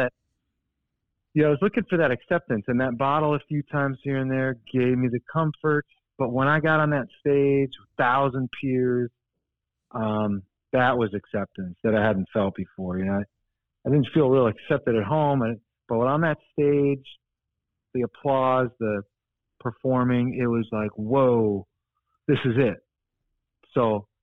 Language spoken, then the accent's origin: English; Shoreview, Minnesota, United States; also born or lived in Pequot Lakes, Minnesota; I grew up in Shoreview, it's called